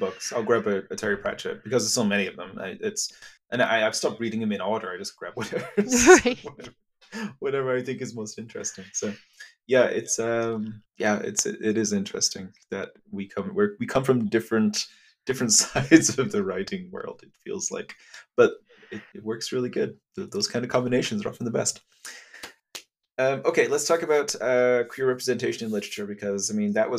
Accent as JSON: {"language": "English", "region": "England", "country": "United Kingdom", "tie": "born or raised there", "said": "growing up in England"}